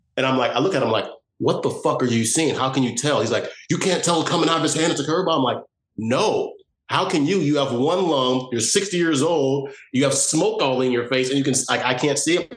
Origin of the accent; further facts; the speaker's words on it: Chicago, Illinois, United States; also born or lived in Evanston, Illinois; I moved from Chicago to Evanston, which is the first suburb north.